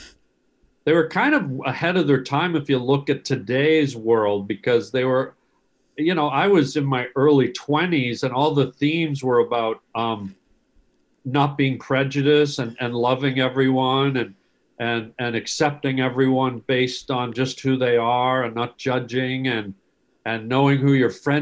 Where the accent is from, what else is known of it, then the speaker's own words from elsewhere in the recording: Canada; I'm Canadian.